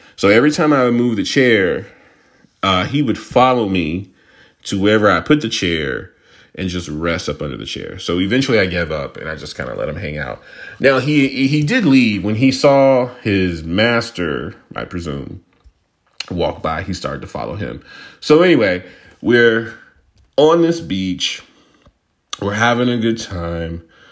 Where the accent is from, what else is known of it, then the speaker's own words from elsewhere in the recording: Houston, Texas, United States; I grew up in Houston